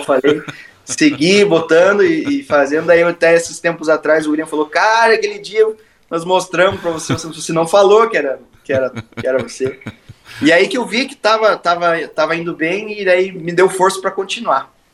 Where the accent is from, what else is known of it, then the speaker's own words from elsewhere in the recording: Paraná, Brazil; Eu, como um bom paranaense